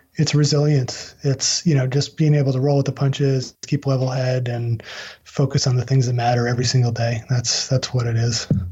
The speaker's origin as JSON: {"language": "English", "town": "Albany", "region": "New York", "country": "United States", "tie": "born or raised there", "moved": "yes", "lives_now": "North Carolina, United States", "said": "my hometown of Albany, New York"}